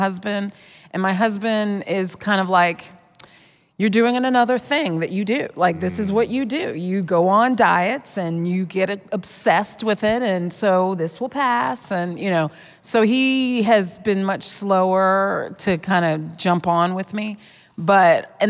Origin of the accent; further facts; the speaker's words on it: Virginia, United States; I'm from Virginia